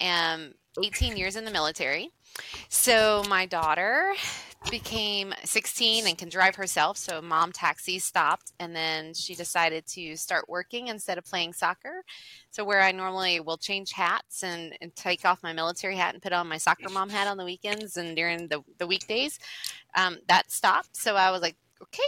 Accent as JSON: {"language": "English", "region": "Georgia", "country": "United States", "moved": "yes", "lives_now": "California, United States", "said": "you and I are from Georgia. And I'm in California."}